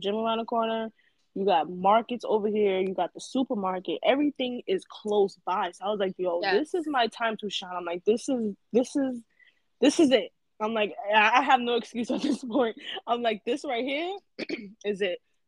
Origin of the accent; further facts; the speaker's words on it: New York City, New York, United States; I'm from Brooklyn. I'm from Brooklyn, East New York, born and raised